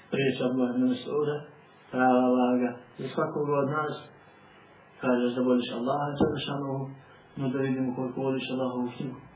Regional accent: Montenegro; Kod nas u Crnoj Gori

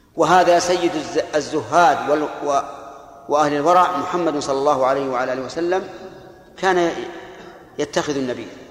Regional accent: Al-Qassim, Saudi Arabia; عندنا في القصيم بالسميرة

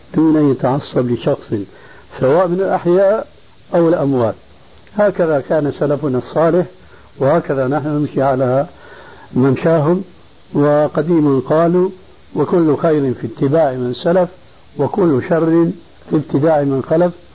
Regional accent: Damascus, Syria; عندنا في دمشق

